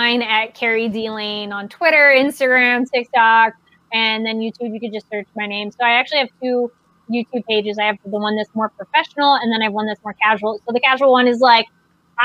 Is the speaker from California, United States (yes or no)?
yes; Solvang, California, United States; I grew up in Solvang